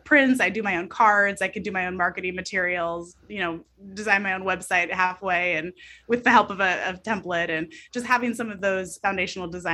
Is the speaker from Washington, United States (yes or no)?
yes; Snohomish County, Washington, United States; also born or lived in Everett, Washington; I grew up in Snohomish County. I'm from this area, born on the West Coast, and I consider Washington my home